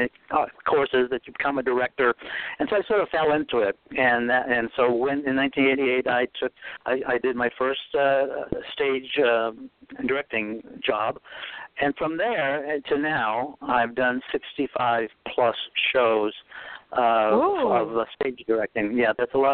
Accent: Boston, Massachusetts, United States; accent: New England; moved away as an adult; also born or lived in New York; now in Los Angeles, United States; I'm originally from Boston, a small New England town

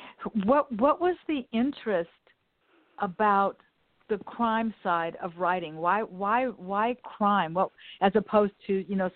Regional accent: United States; I grew up right here in Westchester.

